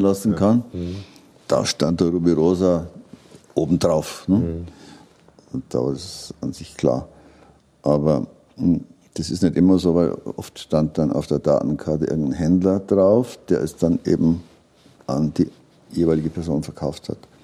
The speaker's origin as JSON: {"language": "German", "town": "Regensburg", "region": "Bavaria", "country": "Germany", "said": "ich komme aus Regensburg"}